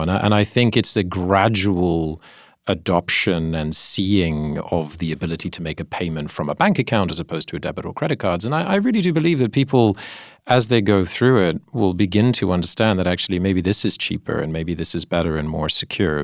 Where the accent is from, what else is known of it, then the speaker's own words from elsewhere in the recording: Singapore; I grew up in Singapore